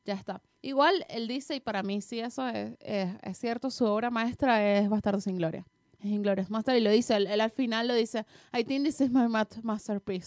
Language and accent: Spanish; Venezuela; nosotras, las venecas